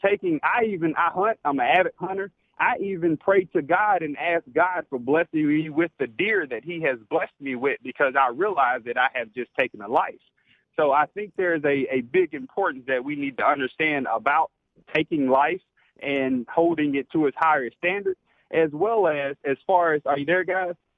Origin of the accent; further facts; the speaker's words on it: Alabama, United States; now in Kentucky, United States; born and raised in Alabama